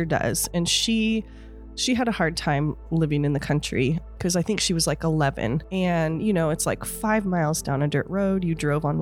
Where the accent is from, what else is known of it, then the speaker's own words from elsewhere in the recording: Honeydew, California, United States; also born or lived in Los Angeles; I was born in Honeydew on Paradise Ridge during the war on drugs in 1980